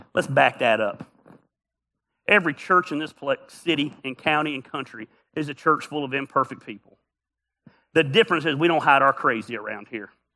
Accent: the South, United States; we're from the South

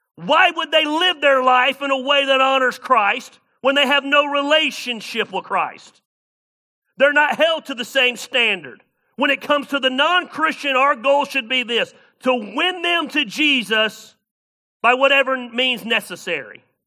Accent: the South, United States; moved away as an adult; also born or lived in Ames, Iowa; I'm from the South.

